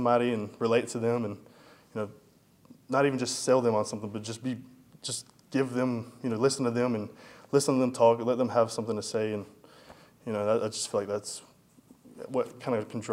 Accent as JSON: {"language": "English", "town": "Madison", "region": "Florida", "country": "United States", "tie": "born or raised there", "also_born_or_lived": "Tallahassee, Florida", "moved": "as an adult", "lives_now": "Tampa, United States", "said": "I was born in Tallahassee, raised in Madison"}